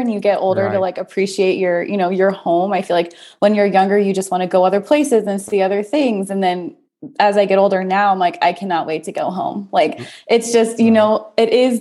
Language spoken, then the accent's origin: English; San Diego, California, United States; I was born and raised and still currently live in San Diego, California